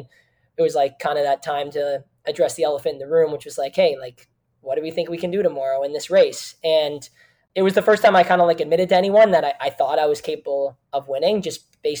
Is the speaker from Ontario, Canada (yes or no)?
yes; Kitchener, Ontario, Canada; I had art projects back in my hometown in Kitchener